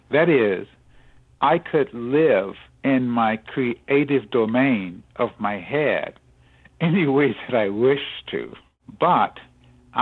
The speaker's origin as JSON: {"language": "English", "region": "Southeast", "country": "United States", "tie": "born or raised there", "said": "growing up in the Southeast"}